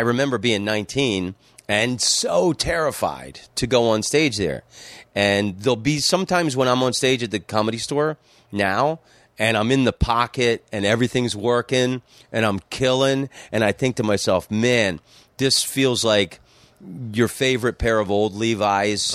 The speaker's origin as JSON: {"language": "English", "region": "Florida", "country": "United States", "tie": "born or raised there", "also_born_or_lived": "New York City / Amsterdam", "moved": "as an adult", "said": "growing up in Florida, um, everybody had swimming pools"}